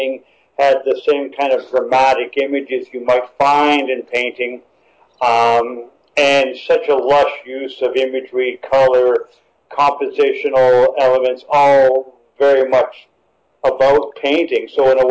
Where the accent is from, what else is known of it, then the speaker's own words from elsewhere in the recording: Echo Bay, Ontario, Canada; my experience being a boy and growing up in Northern Ontario